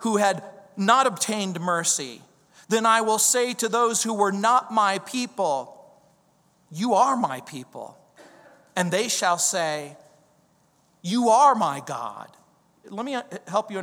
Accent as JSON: {"language": "English", "region": "the South", "country": "United States", "tie": "born or raised there", "said": "I grew up in the South"}